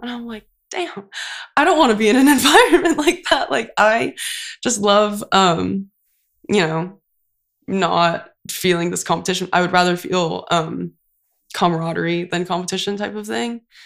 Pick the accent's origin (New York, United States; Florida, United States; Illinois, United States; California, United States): California, United States; Santa Cruz; moved away as an adult; now in Santa Barbara, United States; I went to community college, um, so I'm from Santa Cruz, so I went to Cabrillo College